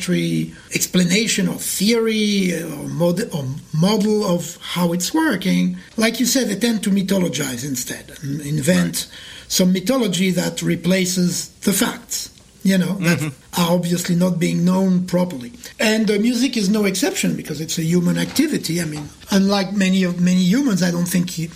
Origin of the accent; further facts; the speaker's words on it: Paris, Île-de-France, France; moved away as an adult; also born or lived in New York; now in Montreal, Canada; I was born in Paris. I moved to New York in 1994, and then I moved to Montreal in 2015